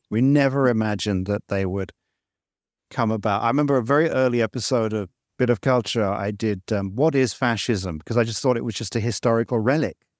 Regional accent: England, United Kingdom; now in Malaysia; I grew up in England and I, and I came back here to Malaysia

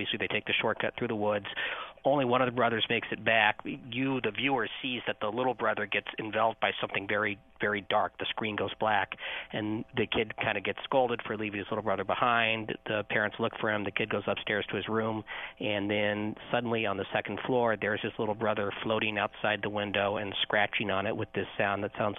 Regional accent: Kansas City, United States; where I grew up in Kansas City, in the suburb of Kansas City. So it was a very quiet place.

